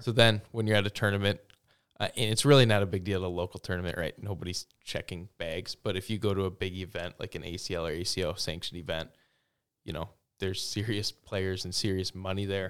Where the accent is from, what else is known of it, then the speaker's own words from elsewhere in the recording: Plover, Wisconsin, United States; also born or lived in Stevens Point, Wisconsin; now in Waupaca, United States; I'm from Stevens Point